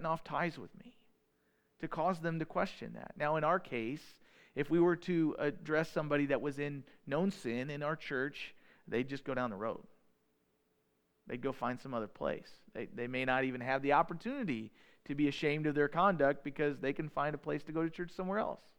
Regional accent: United States; We're the American people. We're in the United States

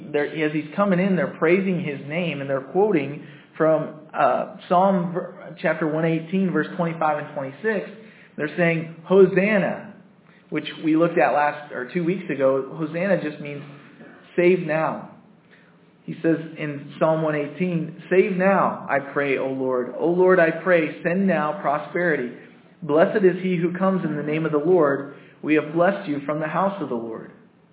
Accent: United States; I'm American.

